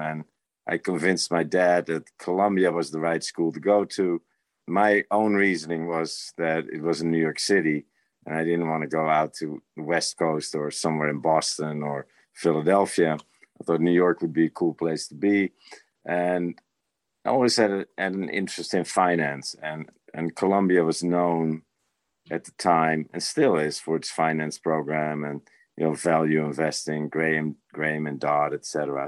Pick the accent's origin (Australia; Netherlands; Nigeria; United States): Netherlands; moved away as an adult; I was born in the Netherlands and born raised there and had my basic education there